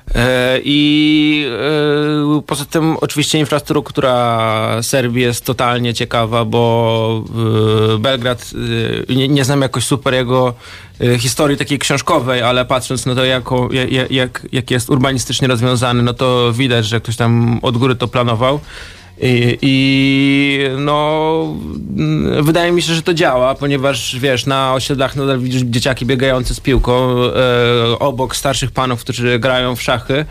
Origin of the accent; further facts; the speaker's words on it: Poland; now in Warsaw, Poland; Ja sam pochodzę z prowincji